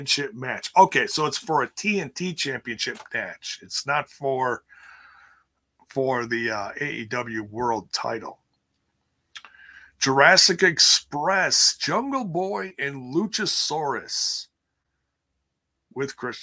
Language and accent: English; Milwaukee, Wisconsin, United States; on the east side of my hometown, Milwaukee